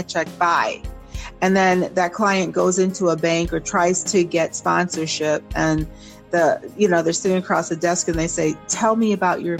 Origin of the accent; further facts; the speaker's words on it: Jamaica; I am Jamaican